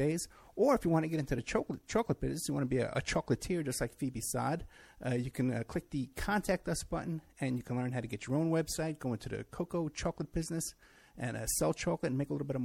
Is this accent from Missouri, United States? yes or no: no; New York City, New York, United States; now in Las Vegas, United States; I'm from Staten Island